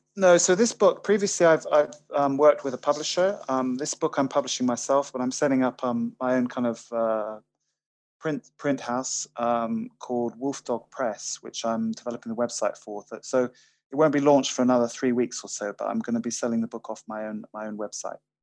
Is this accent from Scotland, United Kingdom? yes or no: yes; Highlands of Scotland, United Kingdom; I'm from from Highlands of Scotland. We're used to very changeable weather up here